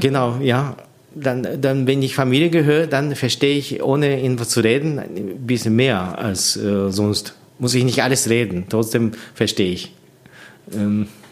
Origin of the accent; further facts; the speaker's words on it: Japan; German is a second language; moved away as an adult; also born or lived in Tokyo, Japan / Munich, Germany; now in Annaberg-Buchholz, Germany; ich bin seit äh, 18 Jahren alt in äh, meine Heimat äh, weggezogen. Ich bin in, in Tokio sechs Jahre studiert das ist auch äh, so 250, 300 Kilometer weiter von meiner Heimat